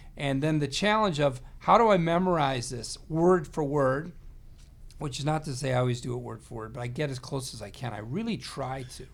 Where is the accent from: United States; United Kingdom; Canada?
United States; Chicagoland area, Illinois; we're both from the Chicagoland area.